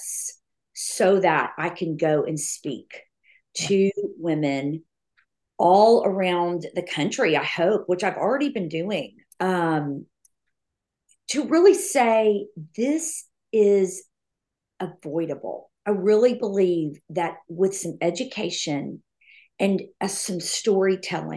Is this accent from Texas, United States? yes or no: yes; Austin, Texas, United States; moved away as an adult; now in Nashville, United States; I'm from Austin